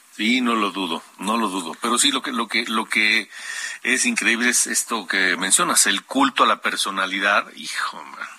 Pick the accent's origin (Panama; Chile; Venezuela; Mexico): Mexico; como ciudadanos, como mexicanos